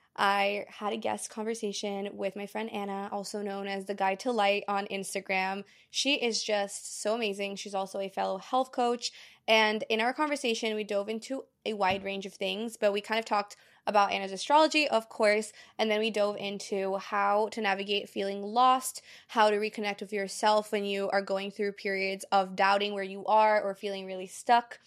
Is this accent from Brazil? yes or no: yes; Brazil; born or raised there; moved away